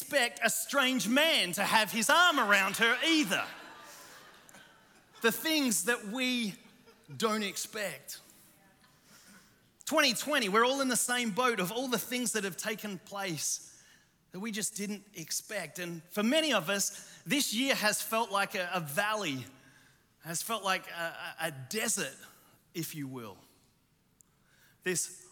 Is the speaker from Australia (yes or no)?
yes; Australia; moved away; also born or lived in Chicago; I'm Australian